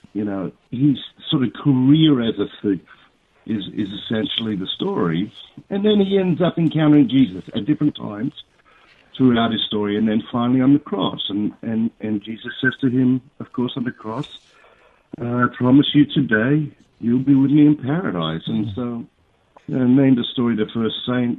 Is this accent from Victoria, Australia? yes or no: no; Sydney, New South Wales, Australia; I was born in St Martha's Hospital in Sydney, Australia.